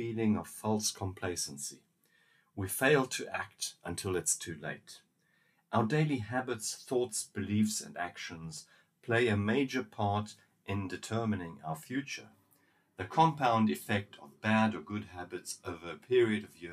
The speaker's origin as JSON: {"language": "English", "country": "South Africa", "said": "In my home country, South Africa"}